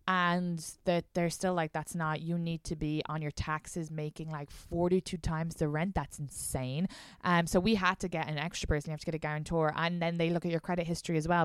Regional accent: Ireland; moved away as an adult; now in New York, United States; I'm not even from Dublin

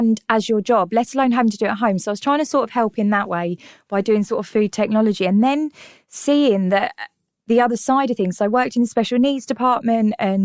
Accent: London, United Kingdom; accent: North London; also born or lived in Tottenham; I was born and brought up in North London, hence the stunning accent, which I'm very, very proud of.

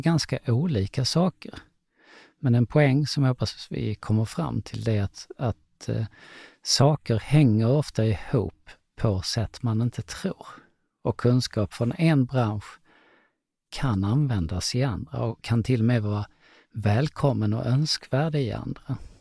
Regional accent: Lund, Skåne, Sweden; Jag kommer från Lund

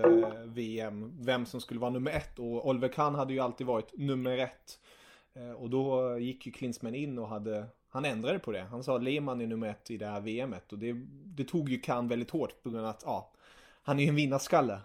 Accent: Germany; jag är tysk

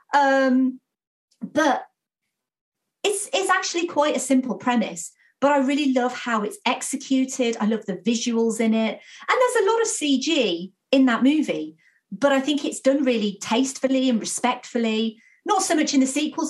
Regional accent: United Kingdom; I'm British

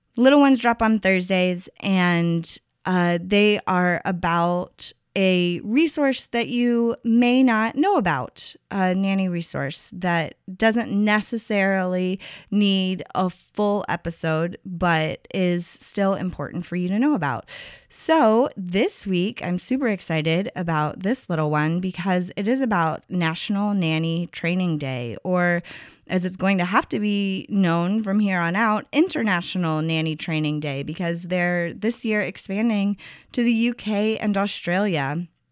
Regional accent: Tennessee, United States; my home state, Tennessee

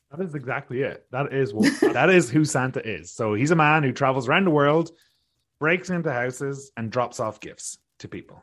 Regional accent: Ireland; now in British Columbia, Canada; growing up in Ireland

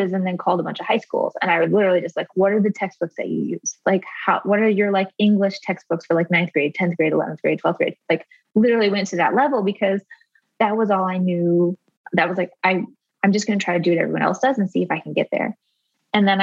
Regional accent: rural Arizona, United States; I grew up in rural Arizona and I was homeschooled by my mom

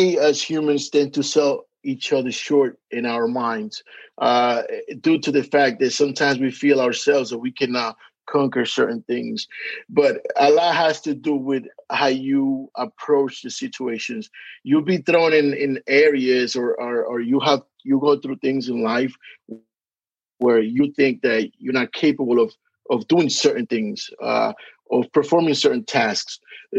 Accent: Dominican Republic; accent: Hispanic; also born or lived in Passaic, New Jersey / New York; now in Atlanta, United States; can tell by the accent, I am Hispanic. I am from the Dominican Republic, but I spent 20 years living in New York, and now I reside

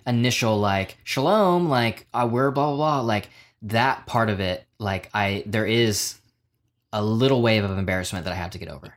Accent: Oklahoma, United States; just being a stupid kid growing up in Oklahoma

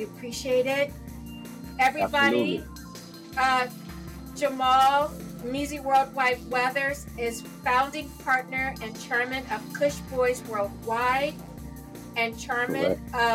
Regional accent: Los Angeles, California, United States; born or raised there

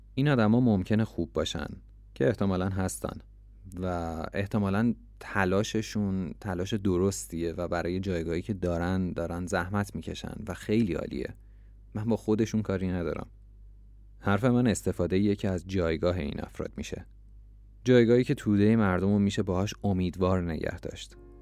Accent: Iran; من ایرانیم

